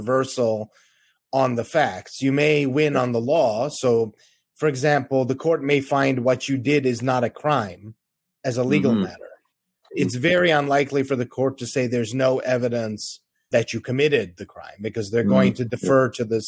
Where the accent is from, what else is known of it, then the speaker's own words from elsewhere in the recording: United States; as an American lawyer